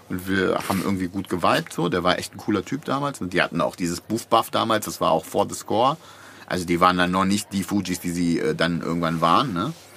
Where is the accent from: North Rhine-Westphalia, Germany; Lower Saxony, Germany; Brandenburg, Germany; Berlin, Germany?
Lower Saxony, Germany; Bad Pyrmont; das Tropicana war der Club in Bad Pyrmont, wo ich aufgewachsen bin